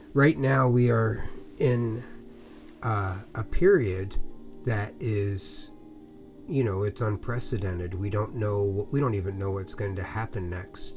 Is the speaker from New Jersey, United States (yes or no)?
yes; New Jersey, United States; now in California, United States; I grew up in New Jersey